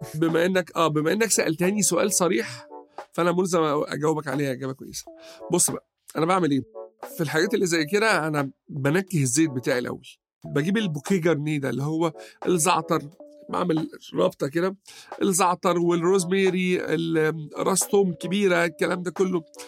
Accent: Egypt; عندنا في مصر

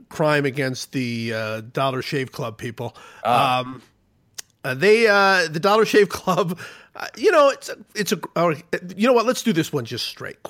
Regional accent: Ohio, United States; I grew up in Ohio

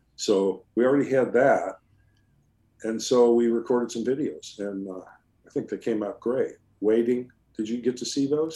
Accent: California, United States; I'm Californian

